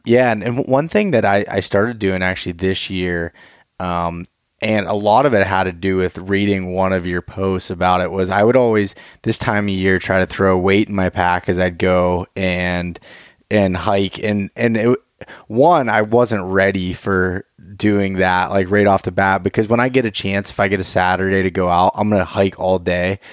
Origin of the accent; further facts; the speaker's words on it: Pennsylvania, United States; so we're both from Pennsylvania